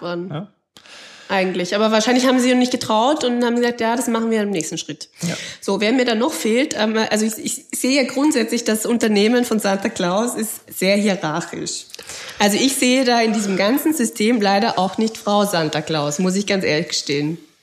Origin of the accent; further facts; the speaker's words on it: Austria; bei uns in Österreich